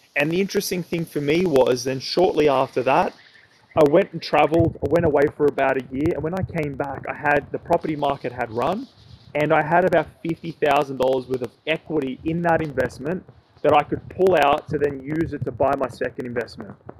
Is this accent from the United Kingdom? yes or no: no; Sydney, New South Wales, Australia; I'm from Sydney